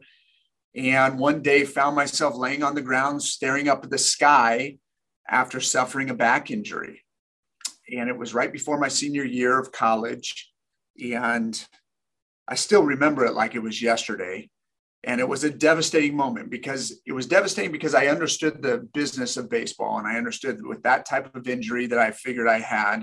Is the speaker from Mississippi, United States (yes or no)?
no; Sacramento, California, United States; I trained with the best players in the major leagues from my hometown in Sacramento